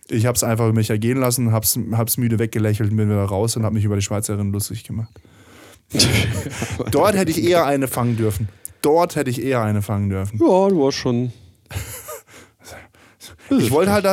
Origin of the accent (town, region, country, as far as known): Stuttgart, Baden-Württemberg, Germany; born or raised there